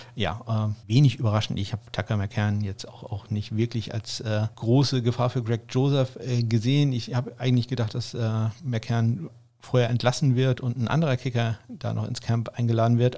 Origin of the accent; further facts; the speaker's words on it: Northern Germany, Germany; zumindest ich als Norddeutscher